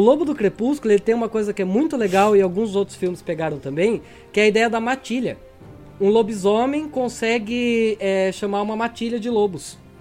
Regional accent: Tatuí, São Paulo, Brazil; Tatuí, minha terrinha

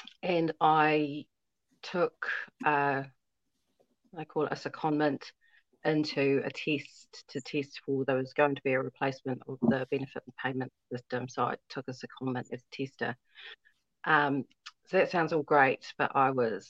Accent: New Zealand; also born or lived in Fiji / Wainuiomata, New Zealand; I grew up here in New Zealand and have been living in Wainamata for years.

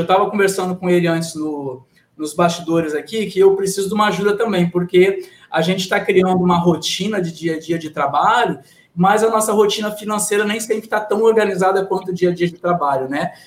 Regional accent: Rio Grande do Sul, Brazil; como falo na, na minha terra, eu sou gaúcho

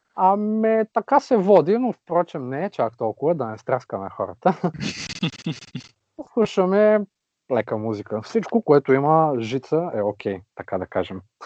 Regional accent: Vratsa, Vratsa Province, Bulgaria; moved away as an adult; now in Varna, Bulgaria; На 28 години съм от град Враца, но вече около 5 години живея на морето във Варна.

